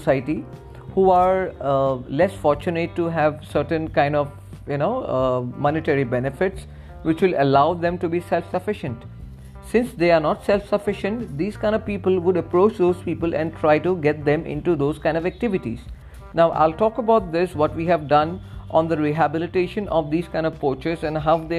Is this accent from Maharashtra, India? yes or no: no; Doom Dooma, Assam, India; also born or lived in Arunachal Pradesh; I have been living my childhood in those areas, not in Myanmar, I mean in the border areas of Arunachal and near Assam border areas. I'm from Dumduma